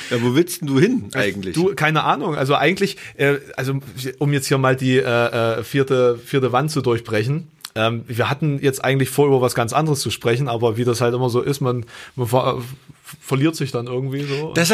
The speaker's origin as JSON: {"language": "German", "region": "East Germany", "country": "Germany", "said": "ich komme ja auch aus dem Osten, ne? das möchte ich ja nochmal erwähnen, auch wenn ich kein DDR-Kind bin, aber diese, ähm, Art und Weise der, äh, des Aufwachsens ist natürlich trotzdem durch die Ostsozialisierung geprägt."}